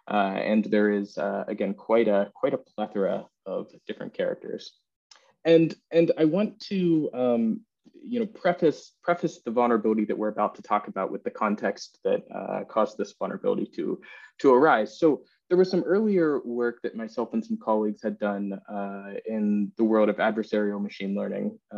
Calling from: England, United Kingdom; I'm coming in from England right now.

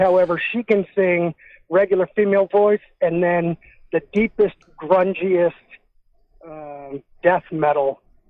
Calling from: Omaha, Nebraska, United States; I'm calling from Omaha.

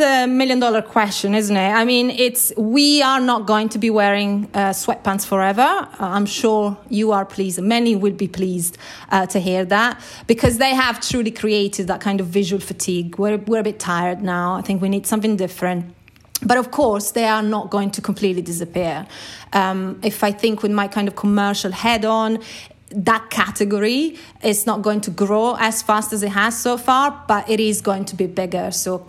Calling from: London, United Kingdom; I'm calling from London.

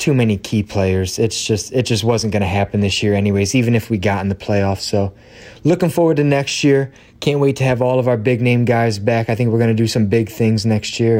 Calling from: Ohio, United States; calling from Ohio

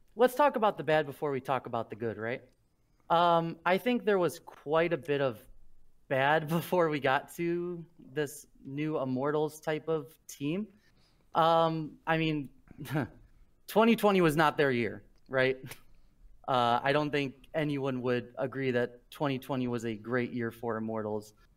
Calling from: Princeton, Illinois, United States; I'm calling from Princeton, Illinois

